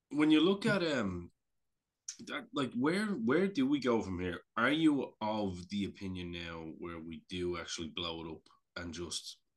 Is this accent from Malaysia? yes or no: no; Canada; as a Canadian, as a Canadian fan, actually